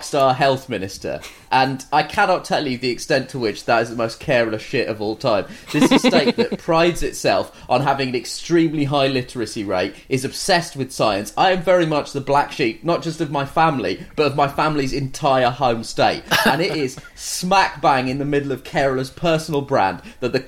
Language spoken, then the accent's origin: English; United Kingdom; I'm a British man